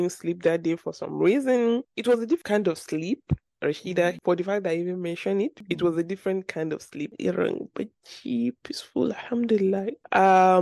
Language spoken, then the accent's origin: English; Nigeria; also born or lived in Abuja; my Nigerian people from Boston